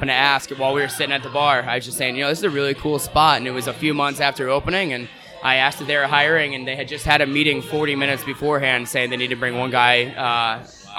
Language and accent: English; Scranton, Pennsylvania, United States; moved away as an adult; now in Astoria, United States; Born and raised in Scranton, Pennsylvania, but have lived in Astoria now going into my sixth year